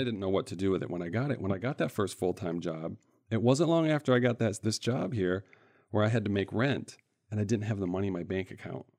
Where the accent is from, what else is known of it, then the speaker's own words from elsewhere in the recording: central Michigan, United States; I grew up in the Midwest here in Michigan, in central Michigan, a couple different cities